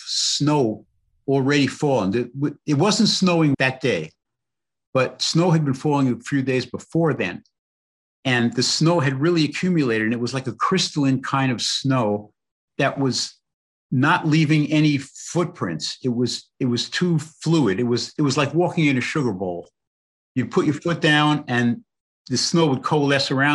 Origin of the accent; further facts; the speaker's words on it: New York City, New York, United States; I grew up in the Bronx in New York in a housing project